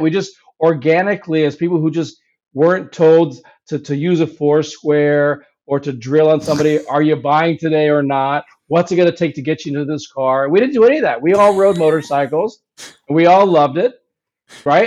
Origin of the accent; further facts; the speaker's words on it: Hawaii, United States; moved away; also born or lived in New York / India; I was really born and raised in Hawaii